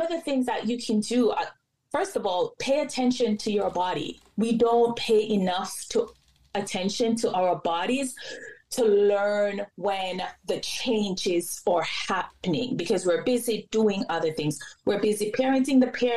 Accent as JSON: {"language": "English", "country": "Jamaica", "said": "I'm Jamaican."}